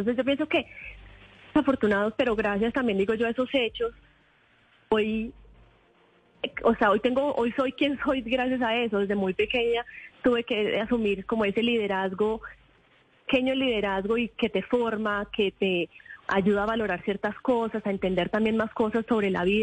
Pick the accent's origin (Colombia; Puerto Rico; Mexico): Colombia; Quimbaya, Quindío; born there; also born or lived in United States; haber nacido en el Quindío, en Quimbaya, para mí todos los sucesos familiares pues han sido siempre mi pueblo a tierra y uno no se puede olvidar de eso.